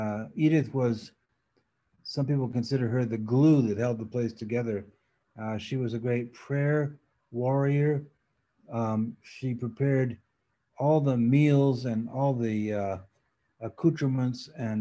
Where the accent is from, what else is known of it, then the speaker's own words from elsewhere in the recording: Paris, Île-de-France, France; first language French; English is a second language; also born or lived in New York / Geneva; So I grew up in Paris, going to French school, and French was really my first language. And then we spent 7 years in New York, and then 20 years in Geneva, Switzerland.